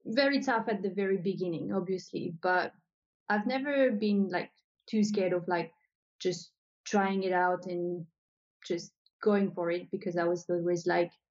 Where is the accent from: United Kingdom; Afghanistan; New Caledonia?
New Caledonia; moved away as an adult; now in Australia; So I'm originally from New Caledonia. So maybe I should say that because people probably can hear my accent and they're like, where is she from? So I was born in New Caledonia and I moved to Australia back in 2012.